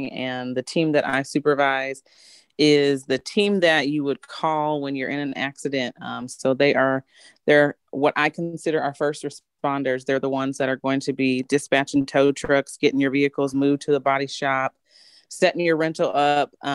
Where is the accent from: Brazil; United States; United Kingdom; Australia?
United States; Bloomington, Illinois; growing up in Bloomington, State Farm headquarters